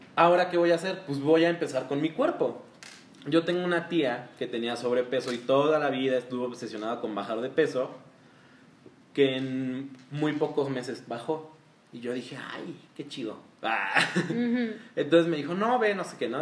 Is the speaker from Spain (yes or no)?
no; Mexico; todos de aquí somos mexicanos